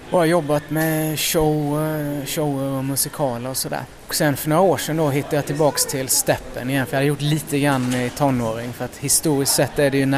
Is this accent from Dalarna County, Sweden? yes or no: no; Älmhult, Kronoberg County, Sweden; moved away; Älmhult i Småland, ja.